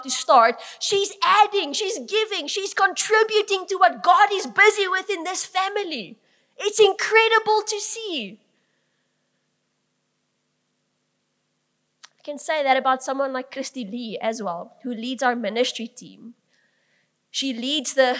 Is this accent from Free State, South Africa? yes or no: yes; Bloemfontein, Free State, South Africa; I grew up in Langenhoven Park.